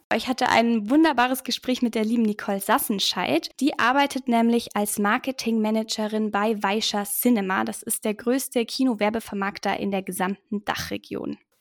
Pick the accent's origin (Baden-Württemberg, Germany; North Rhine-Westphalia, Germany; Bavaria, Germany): Bavaria, Germany; Augsburg; Ich wollte unbedingt hier in Augsburg studieren, weil es meine Heimat ist. Ich wohne hier in der Nähe.